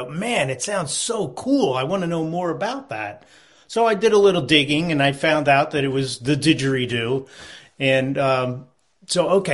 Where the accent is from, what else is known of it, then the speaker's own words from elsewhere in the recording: Philadelphia, Pennsylvania, United States; now in Vermont, United States; I grew up in the Philadelphia area